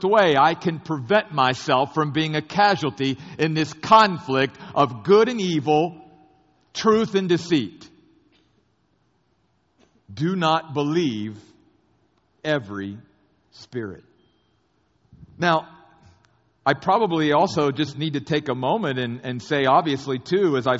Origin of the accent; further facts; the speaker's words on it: United States; I grew up very near the Civil War battlefields of both Gettysburg and Antietam